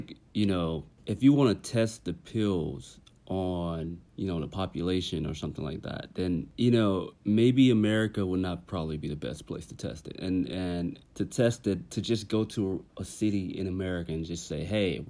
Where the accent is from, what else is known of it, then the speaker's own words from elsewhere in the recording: Tennessee, United States; I'm from Tennessee